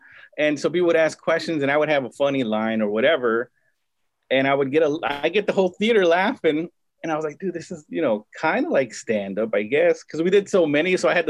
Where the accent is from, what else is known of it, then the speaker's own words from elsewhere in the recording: Compton, California, United States; I grew up in Compton, most of my life.